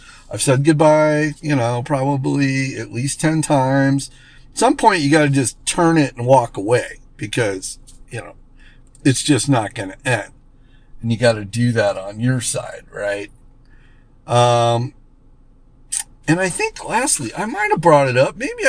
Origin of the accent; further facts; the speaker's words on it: West Palm Beach, Florida, United States; now in Arizona, United States; You know, I came from West Palm Beach, Florida, so Florida can be pretty humid, but Arizona's got its fair share